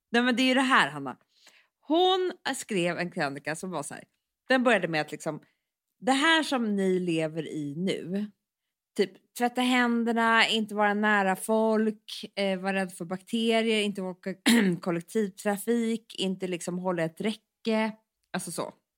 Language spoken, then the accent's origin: Swedish; Stockholm, Stockholm County, Sweden; vi är ju uppväxta på Söder